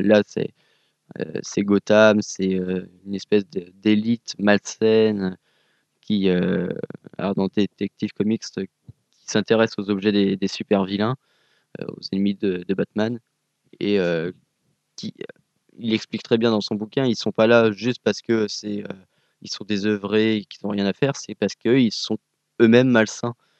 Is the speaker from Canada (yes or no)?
no; France; je suis français